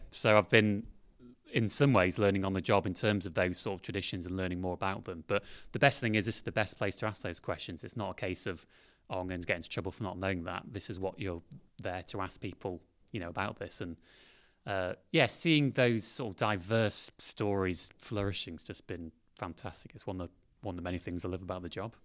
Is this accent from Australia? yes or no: no; Derbyshire, East Midlands, United Kingdom; moved away; I'm from Derbyshire originally, so I went to Darleydale Hillside Methodist Church